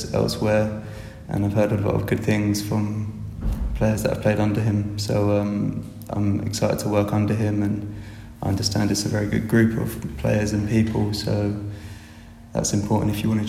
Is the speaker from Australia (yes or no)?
no; Kent, South East England, United Kingdom; moved away; I'm from Kent